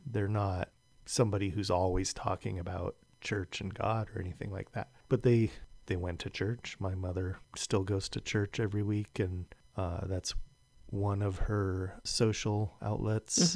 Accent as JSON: {"language": "English", "town": "San Jose", "region": "California", "country": "United States", "tie": "born or raised there", "moved": "as an adult", "lives_now": "Santa Cruz, United States", "said": "I was born and raised in San Jose, California"}